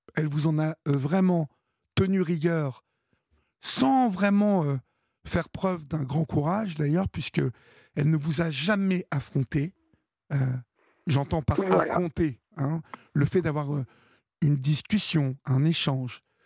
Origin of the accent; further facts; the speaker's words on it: Évreux, Normandy, France; je suis d'Evreux